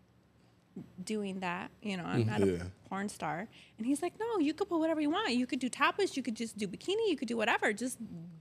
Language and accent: English; Detroit, Michigan, United States; I am from Detroit, Michigan